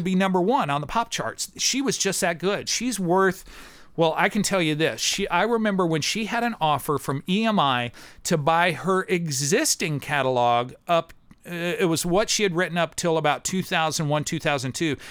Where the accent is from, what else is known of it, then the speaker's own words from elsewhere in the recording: near Kirksville, Northeast Missouri, United States; moved away as an adult; also born or lived in Columbia, Missouri; now in Nashville, United States; I grew up in Missouri. I was a farm kid